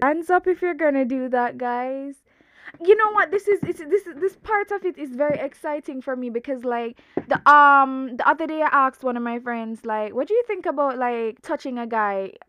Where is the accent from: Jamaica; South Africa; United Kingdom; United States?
Jamaica; I'm super Jamaican. I'm super Jamaican